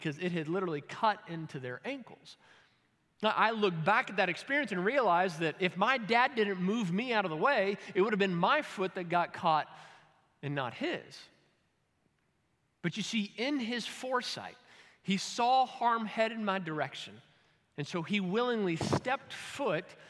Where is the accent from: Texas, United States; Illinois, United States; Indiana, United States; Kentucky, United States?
Kentucky, United States; I'm from Kentucky